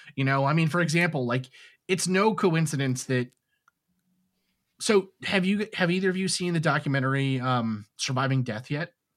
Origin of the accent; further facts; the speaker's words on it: New York City, New York, United States; when I was a kid, I grew up in New York City